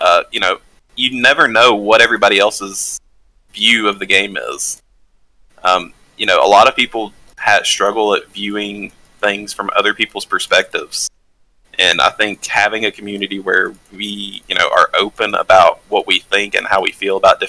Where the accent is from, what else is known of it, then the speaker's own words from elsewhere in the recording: the South, United States; Growing up in the South, growing up somewhat economically disadvantaged as a kid